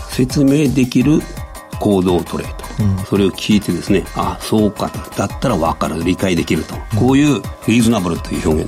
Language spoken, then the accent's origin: Japanese; Yamagata, Japan; 山形です。